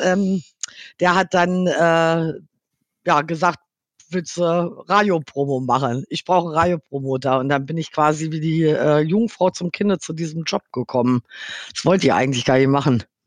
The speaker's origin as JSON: {"language": "German", "town": "Hanover", "region": "Lower Saxony", "country": "Germany", "tie": "born or raised there", "also_born_or_lived": "Dortmund / Los Angeles", "moved": "as an adult", "said": "Gebürtig, okay. äh, gebürtige Hannoveranerin. Bin in Hannover, ja. äh, habe in Hannover-Linden gewohnt"}